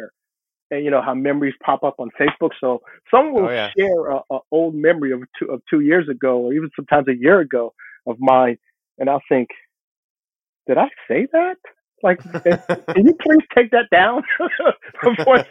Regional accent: New Jersey, United States; I grew up in New Jersey, and our winters were brutal

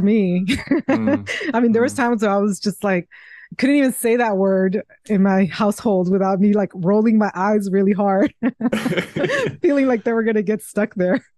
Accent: Mexico; moved away; the place where I was raised in Mexico

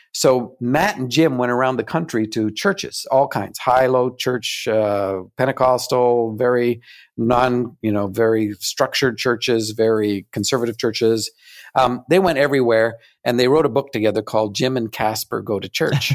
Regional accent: Canada; I'm still a Canadian.

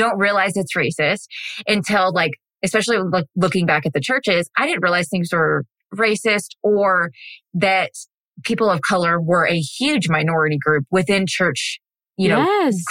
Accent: Texas, United States; now in Tennessee, United States; I grew up in Texas. I live in Tennessee right now

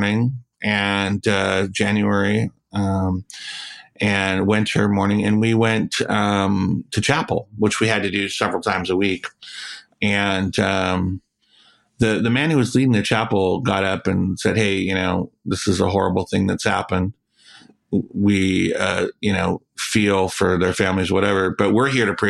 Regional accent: the South, United States; also born or lived in Florida; now in Rochester Hills, United States; I was raised in the South by very Southern families

